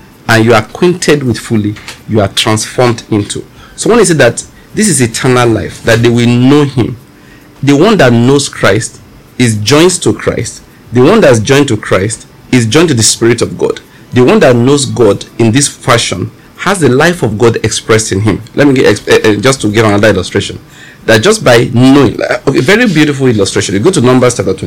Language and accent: English; Western Nigeria, Nigeria; I grew up in Western Nigeria